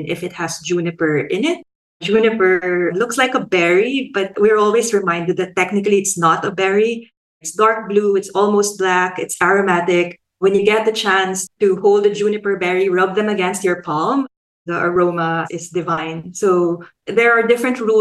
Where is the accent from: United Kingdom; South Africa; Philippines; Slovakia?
Philippines; now in Australia; I'm a Filipino sociologist based in Australia